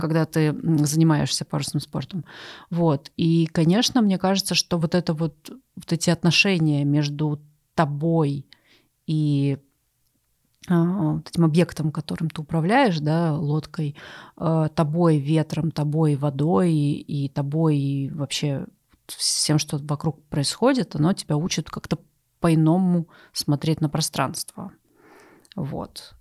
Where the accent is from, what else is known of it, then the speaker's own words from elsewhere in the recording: Ust-Ilimsk, Irkutsk Oblast, Russia; now in Moscow, Russia; я ещё выросла в Ист-Илимской, Иркутской области. У нас там с каждой точки можно было увидеть Ангару